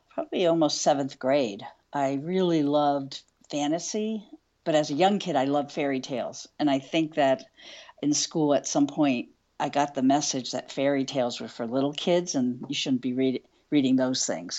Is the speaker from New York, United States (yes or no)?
no; West Chester, Pennsylvania, United States; I grew up in Westchester, Pennsylvania, which was outside of Philadelphia